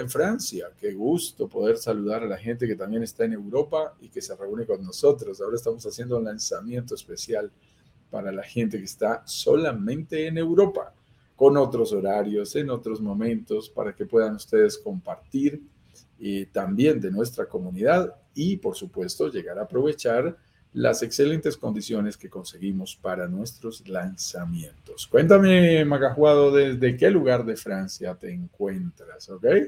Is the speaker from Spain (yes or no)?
no; Colombia; also born or lived in Bogotá, Colombia; Vivo en Bogotá, Colombia. Lo notarás por mi acento. Soy colombiano